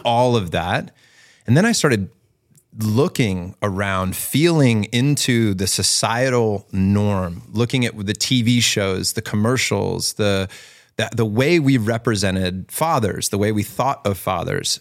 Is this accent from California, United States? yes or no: no; Virginia Beach, Virginia, United States; growing up in Virginia Beach